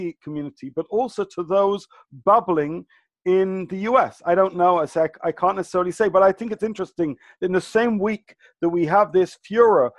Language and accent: English; United Kingdom; accent: British; obviously from my British accent